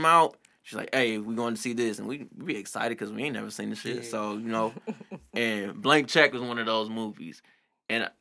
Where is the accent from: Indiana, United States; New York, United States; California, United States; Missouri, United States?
Missouri, United States; University City; Cause I'm from where you from.